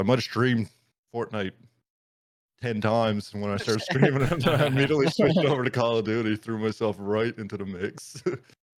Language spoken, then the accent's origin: English; Baie Verte, Newfoundland and Labrador, Canada; moved away as an adult; also born or lived in Grand Falls-Windsor, Newfoundland and Labrador; now in St. John's, Canada; my hometown where I grew up is Beta Spare